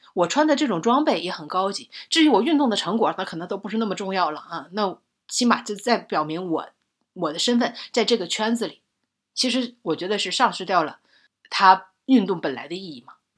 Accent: northern China, China; 我作为北方人，我真感觉叹为观止

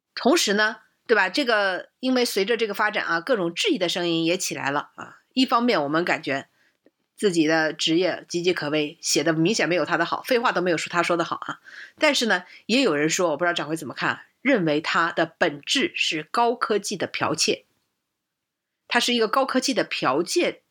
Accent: China; 而且我们中国训练的话

